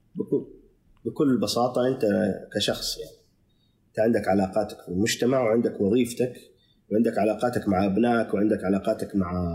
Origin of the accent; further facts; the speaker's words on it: Saudi Arabia; احنا الان كسعوديه